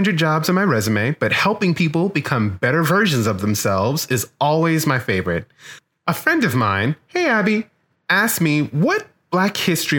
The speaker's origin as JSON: {"language": "English", "town": "New Iberia", "region": "Louisiana", "country": "United States", "said": "I'm from New Iberia in Iberia Parish"}